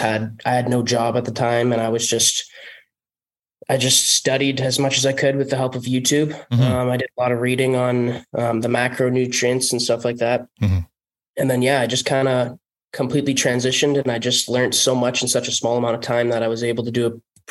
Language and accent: English; North Bay, Ontario, Canada; Well, small town. Mm-hmm. It was kind of just hockey focused my entire childhood, which was awesome. Yeah. The population here is only like 50, 60,000 people.